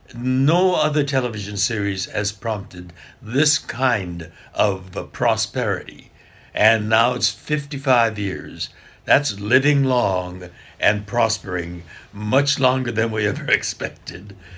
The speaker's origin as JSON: {"language": "English", "town": "Los Angeles", "region": "California", "country": "United States", "tie": "born or raised there", "also_born_or_lived": "Arkansas", "said": "I was born here in Los Angeles."}